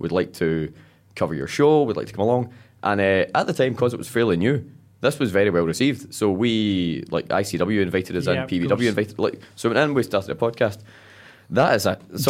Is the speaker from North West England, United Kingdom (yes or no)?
no; Paisley, Scotland, United Kingdom